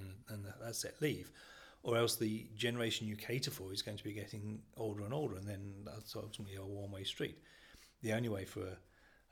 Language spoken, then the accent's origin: English; Midlands, United Kingdom; moved away as an adult; I grew up in the Midlands and I moved down here